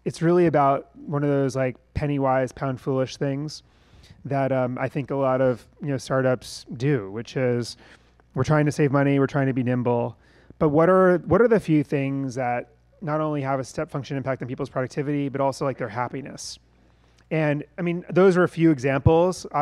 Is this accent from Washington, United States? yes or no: no; New York, United States; we're from New York